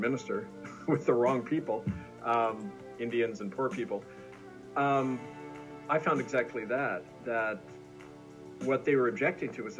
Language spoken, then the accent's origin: English; Manitoba, Canada; the Mennonites, who I grew up with in Manitoba